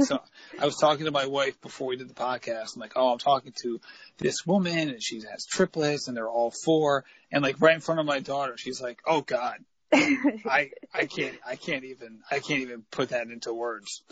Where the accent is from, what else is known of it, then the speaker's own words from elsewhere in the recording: New England, United States; growing up in New England